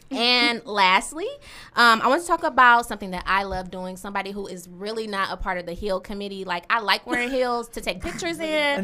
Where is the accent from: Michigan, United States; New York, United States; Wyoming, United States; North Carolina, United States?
Michigan, United States; Detroit; I was born and raised in Detroit on the west side and the east side.